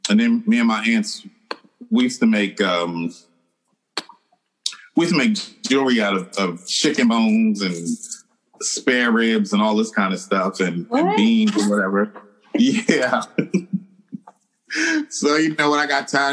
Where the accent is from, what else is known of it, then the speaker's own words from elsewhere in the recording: Philadelphia, Pennsylvania, United States; I'm originally from Philadelphia